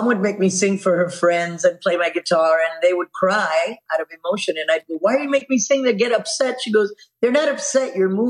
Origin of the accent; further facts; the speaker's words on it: Miami, Florida, United States; Cuban girl born and raised in Miami.